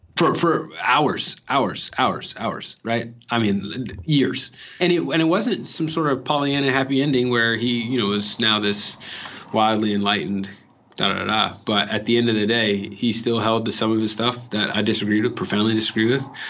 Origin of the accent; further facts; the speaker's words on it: California, United States; moved away; I'm coming from California